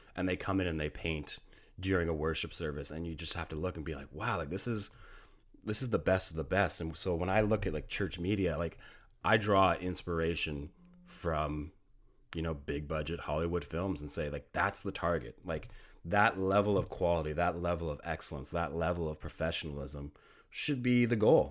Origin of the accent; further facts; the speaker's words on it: Canada; I am Canadian. I do live up here in Canada, so hockey is kind of something that, uh, we grow up with.